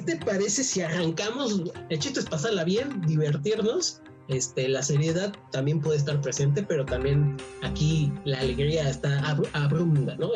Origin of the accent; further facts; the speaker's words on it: Mexico; somos chaparritos los mexicanos